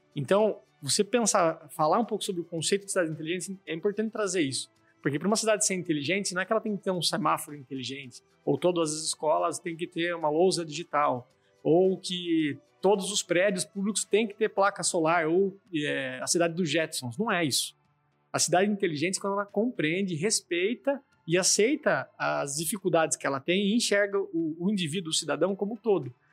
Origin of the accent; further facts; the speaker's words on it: Sorocaba, São Paulo, Brazil; accent: caipira; also born or lived in Araçoiaba da Serra; sou aqui de Sorocaba, mas tenho esse jeitão a ver pelo meu sotaque bem caipira, né? sou um cara do interior, falo porta torta, leite quente